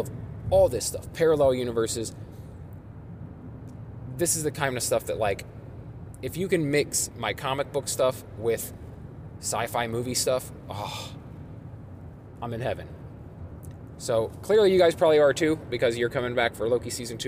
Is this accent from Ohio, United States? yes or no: yes; Springfield, Ohio, United States; moved away as an adult; now in Columbus, United States; I'm from Springfield, Ohio, but it is where I currently reside and have for the past decade.